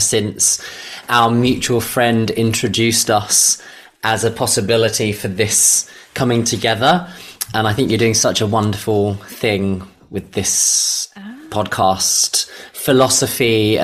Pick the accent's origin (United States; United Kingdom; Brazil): United Kingdom; London; I was born in East London in the 80s into a working class family. So money was very scarce